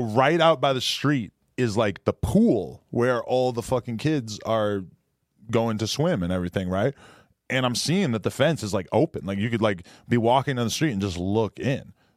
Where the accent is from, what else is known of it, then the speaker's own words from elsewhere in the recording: Boston, Massachusetts, United States; moved away; I'm from Boston